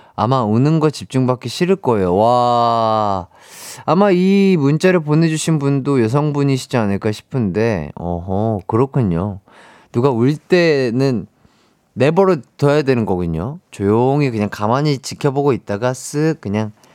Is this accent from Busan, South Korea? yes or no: no; Gwangju, South Korea; 광주에서 태어난 빛나는 사람